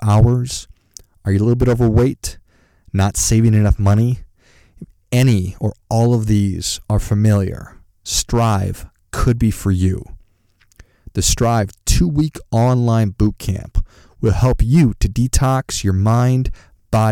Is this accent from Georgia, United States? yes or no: no; Duluth, Minnesota, United States; I'm from Duluth, Minnesota